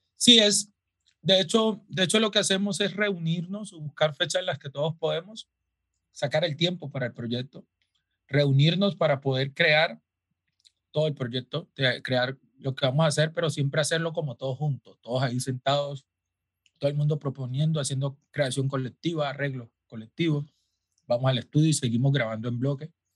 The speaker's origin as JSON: {"language": "Spanish", "town": "Quibdó", "region": "Chocó", "country": "Colombia", "tie": "born or raised there", "said": "crecí en Quibdó, la capital del Chocó"}